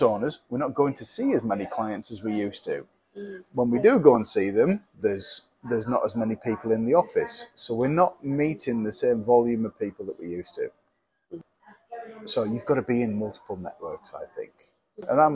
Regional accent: Lake District, North West England, United Kingdom; I'm from the Lake District.

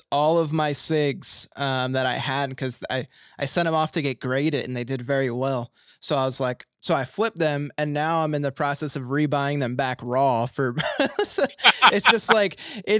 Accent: Philadelphia, Pennsylvania, United States; I'm from Philly

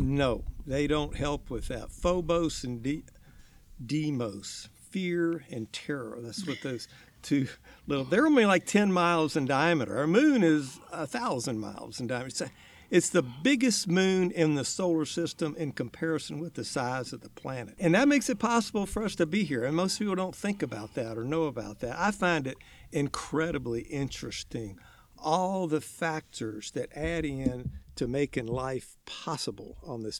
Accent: Richmond, Virginia, United States; moved away; I grew up in Richmond, Virginia, way back on the East

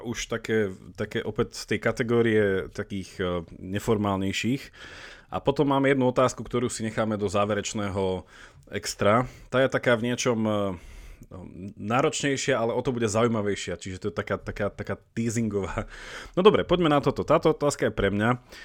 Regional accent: Slovakia; moved away as an adult; also born or lived in Italy / Belgium / England

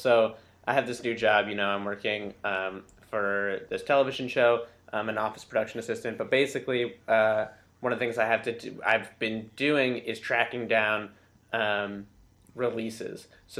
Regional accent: New Orleans, Louisiana, United States; by virtue of the fact that I'm from New Orleans

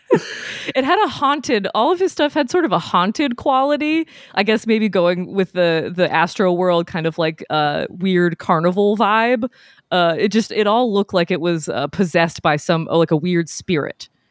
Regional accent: New England, United States; moved away; I'm from New England, so yeah, bo-, born and raised

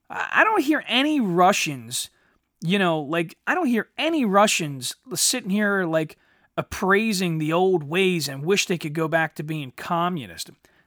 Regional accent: United States; I'm an American rebel.

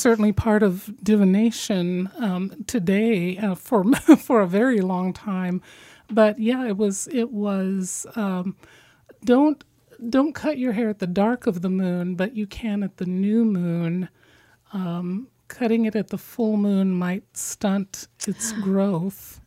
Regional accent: Midwest, United States; being from the midwest

